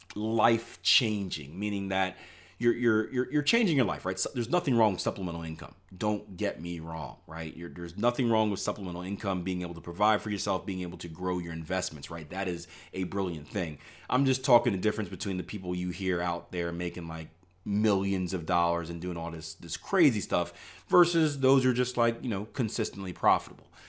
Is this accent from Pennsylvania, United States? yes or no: yes; Philadelphia, Pennsylvania, United States; moved away; I grew up in Philadelphia, P A, where things weren't always so nice.